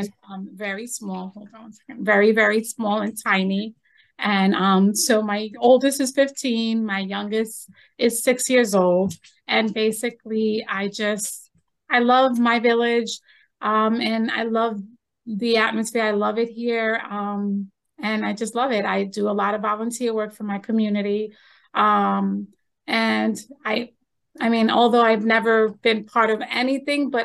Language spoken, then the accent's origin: English; Long Island, New York, United States; moved away as an adult; now in Manlius, United States; I came from New York City, well, from Long Island. You can still tell the accent